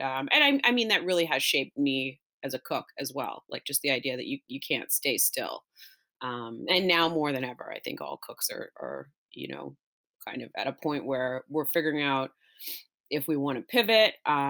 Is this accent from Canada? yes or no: yes; Nova Scotia, Canada; also born or lived in Massachusetts; I'm originally from Nova Scotia and moved a lot as a kid. But after university, worked at a couple restaurants in Halifax and then ended up getting sort of scooped up and going to Massachusetts.